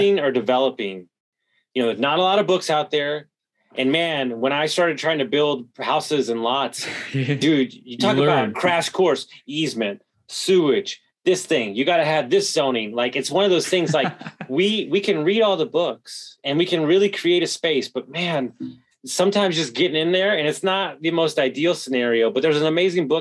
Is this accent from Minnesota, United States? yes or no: no; Houston, Texas, United States; moved away; also born or lived in Denver; I grew up in Houston